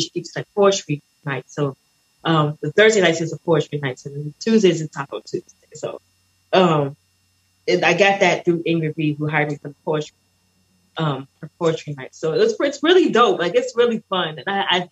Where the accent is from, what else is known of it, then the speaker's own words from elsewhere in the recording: United States; also born or lived in Barbados; now in Hollywood, Florida, United States; I'm American. I'm born in America